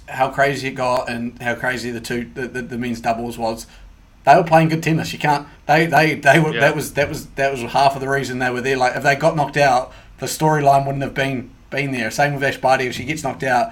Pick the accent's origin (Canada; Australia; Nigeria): Australia; as an Australian.